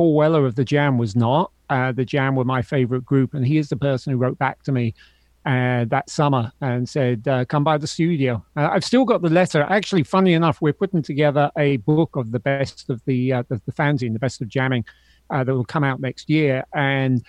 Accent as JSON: {"language": "English", "region": "London", "country": "United Kingdom", "tie": "born or raised there", "moved": "yes", "lives_now": "United States", "said": "I grew up in London"}